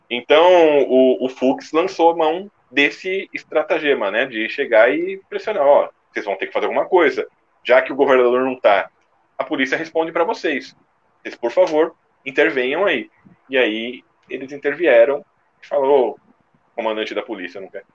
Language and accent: Portuguese; São Paulo, Brazil; eu como paulista